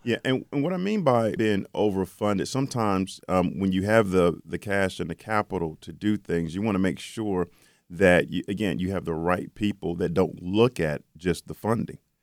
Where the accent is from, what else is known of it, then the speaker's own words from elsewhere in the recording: Charlotte, North Carolina, United States; Charlotte, which is my hometown, Charlotte, North Carolina.